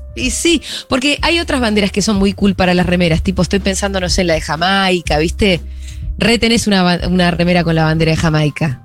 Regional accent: Argentina; somos argentinos, acá decimos

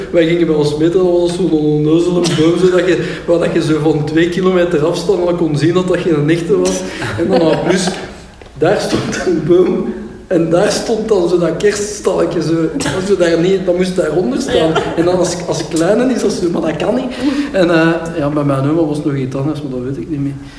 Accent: Pepingen, Flanders, Belgium; bij ons in Pepingen

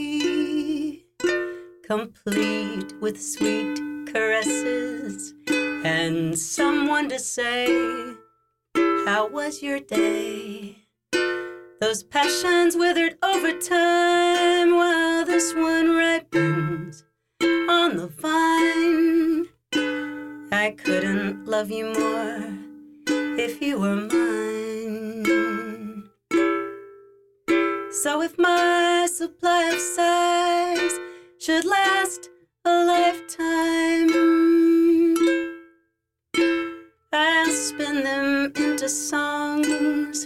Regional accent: New France, Louisiana, United States; moved away as an adult; now in Paris, France; I'm from New France

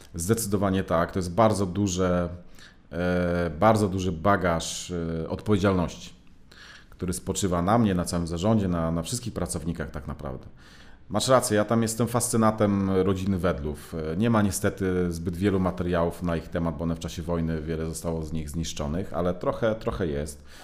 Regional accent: Gdynia, Pomeranian Voivodeship, Poland; moved away as an adult; now in Warsaw, Poland; ja akurat pochodzę z Gdyni, z, z Trójmiasta

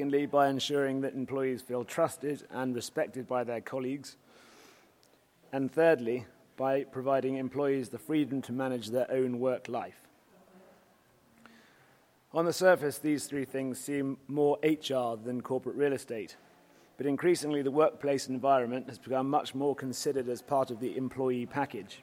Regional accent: United Kingdom; being a Brit

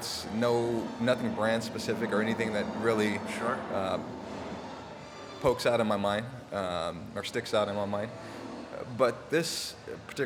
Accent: Oxnard, California, United States; growing up in Southern California all my life, I was, you know, born and raised

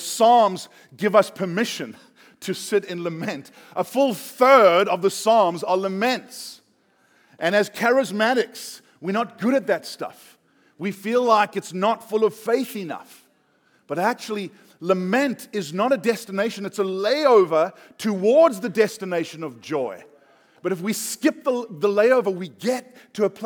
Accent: South Africa; I'm South African

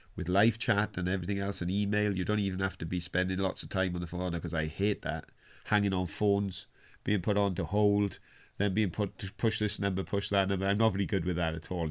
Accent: Wales, United Kingdom; I was on strike as a Welsh miner

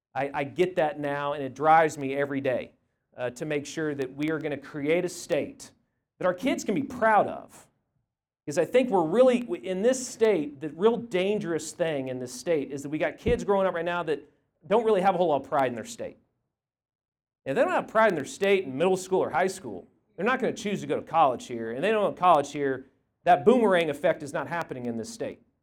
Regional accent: Tulsa, Oklahoma, United States; I'm a Tulsa boy. I grew up in Tulsa.

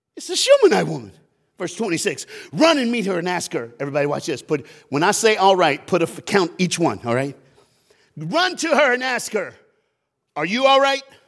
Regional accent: Knoxville, Tennessee, United States; We grew up together in Knoxville, Tennessee

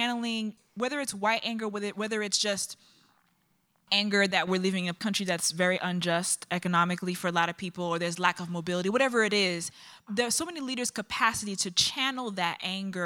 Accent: New York, United States; now in Chicago, United States; I live in Chicago, even though I'm from New York, from Brooklyn, Republic of Brooklyn

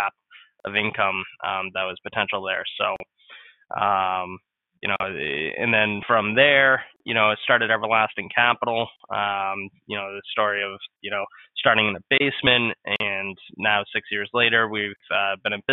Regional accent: New England, United States; I was born and raised in New England.

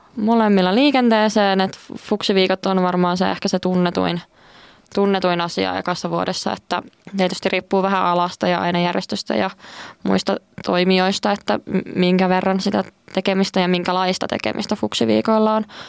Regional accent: Kuopio, North Savo, Finland; moved away as an adult; now in Joensuu, Finland; kotikotiin menin Kuopioon, eli Savosta, Savosta

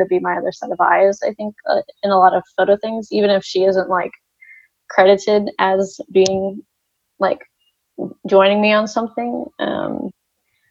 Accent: Texas, United States; I grew up in Valpo, Texas. Very tiny, tiny town

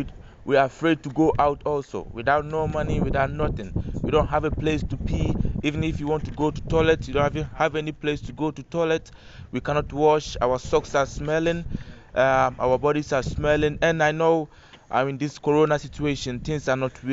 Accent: Ghana; now in Amsterdam, Netherlands; I'm from Ghana originally.

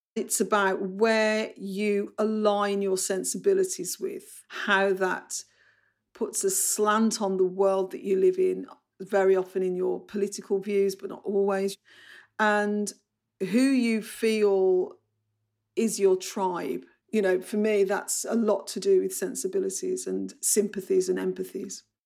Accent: Bromley, London, United Kingdom; accent: Bromley; I've got short vowels, I've got a Bromley accent

